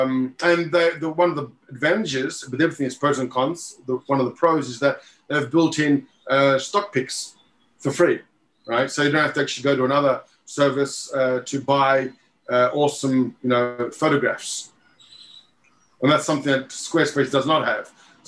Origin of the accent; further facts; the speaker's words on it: Australia; also born or lived in Czech Republic / Japan; Australia, Prague, Japan. Trilingual, tri-country. So I was born in Czech Republic, raised in Australia and Japan.